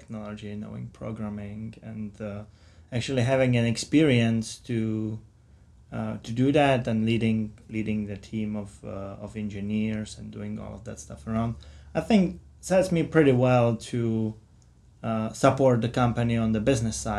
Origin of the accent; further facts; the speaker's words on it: Czechia; moved away as an adult; now in United States; I come from the Czech Republic